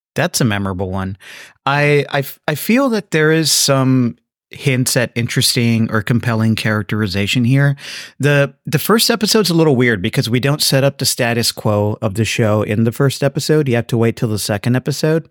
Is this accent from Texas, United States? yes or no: yes; South Texas, United States; growing up in South Texas